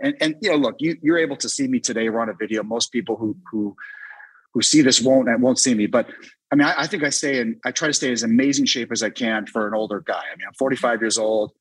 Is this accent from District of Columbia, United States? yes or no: yes; Washington, District of Columbia, United States; my hometown of DC